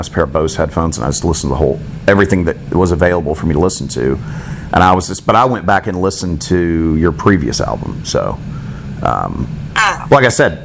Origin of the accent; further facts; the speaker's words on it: Florida, United States; I grew up down here in Florida